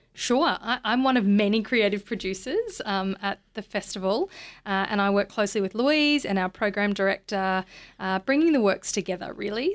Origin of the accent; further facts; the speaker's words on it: Bundaberg, Queensland, Australia; moved away; I'm from Bundaberg